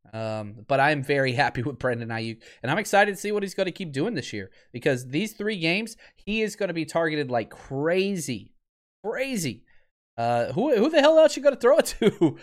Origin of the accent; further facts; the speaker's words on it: the South, United States; I was raised in the South.